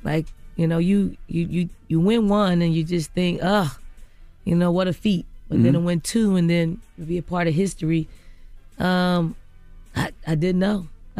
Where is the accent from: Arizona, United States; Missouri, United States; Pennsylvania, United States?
Pennsylvania, United States; Philadelphia; I grew up in North Philly, in the projects in North Philly. So in Philly.